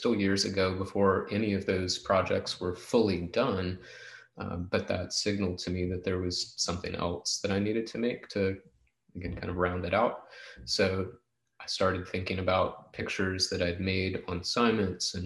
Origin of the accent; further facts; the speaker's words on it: Hampton Roads, Virginia, United States; childhood photographs that I made growing up in the Hampton Roads area